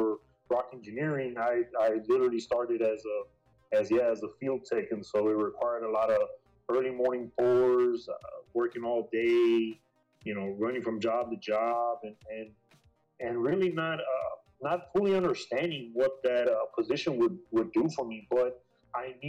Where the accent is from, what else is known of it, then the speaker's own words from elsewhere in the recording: Brownsville, Texas, United States; moved away as an adult; originally I'm from Brownsville, so I worked a couple of jobs over there. It was nothing major. To be honest, I was still living at home